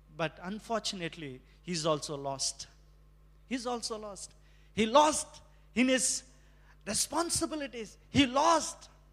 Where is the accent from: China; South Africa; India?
India; moved away; as an Indian